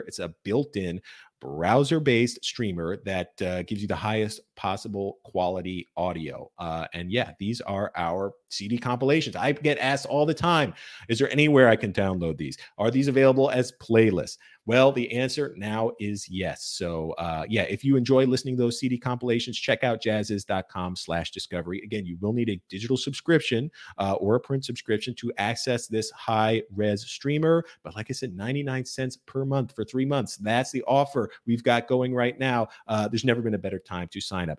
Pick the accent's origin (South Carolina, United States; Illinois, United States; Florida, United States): Florida, United States; Fort Lauderdale; my hometown, coincidentally, Fort Lauderdale, Florida